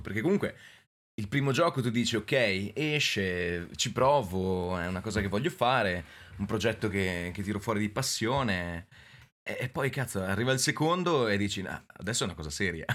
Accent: Mantua, Lombardy, Italy; io sono Mantova

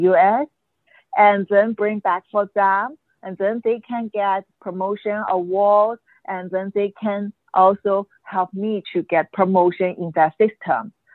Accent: China; moved away as an adult; also born or lived in Hong Kong; I'm from mainland China. I grew up there. I spent over 30 years there.

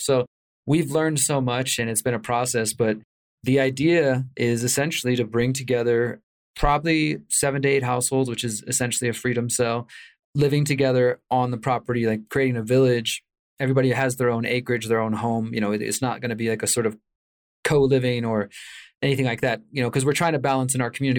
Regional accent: Houston, Texas, United States; moved away as an adult; now in Mexico; I'm originally from Houston, Texas, and I moved to Mexico right at the start of all the COVID insanity, March twenty twenty

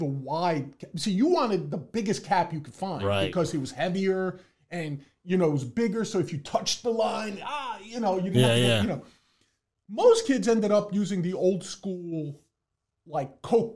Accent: New York City, New York, United States; I was born and raised in the Boogie Down

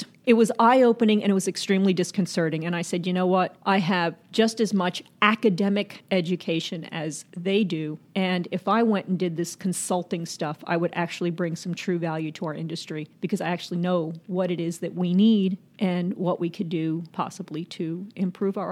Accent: Zulia, Venezuela; moved away; also born or lived in New York City, United States; I was born in New York City, but I was raised in Venezuela and where my father is from.

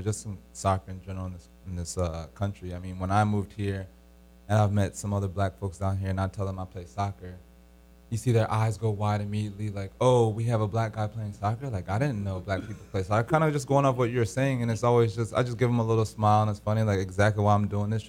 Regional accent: Maryland, United States; also born or lived in Jamaica; I grew up in the system from Maryland, grew up with all my other African Americans playing the sport as well.

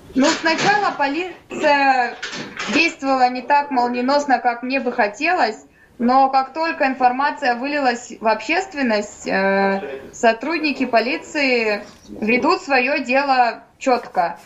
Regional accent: Kazakhstan; moved away as an adult; now in Novosibirsk, Russia; я родом из Казахстана, по национальности я русская. Э, приехала, чтобы поступить в медицинский

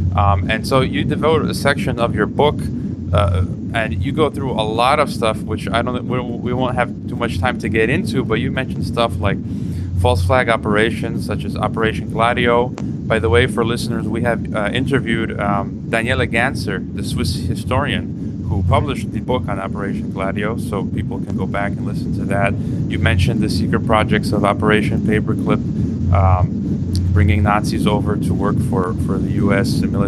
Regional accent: United States; moved away as an adult; now in Kazakhstan; my view as an American is that, having lived in the U.S. and now living in the former Soviet Union, Kazakhstan

